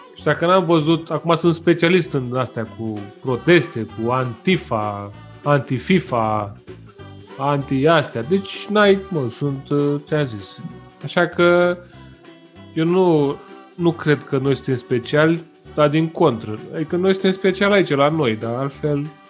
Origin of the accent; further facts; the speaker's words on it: Romania; sunt român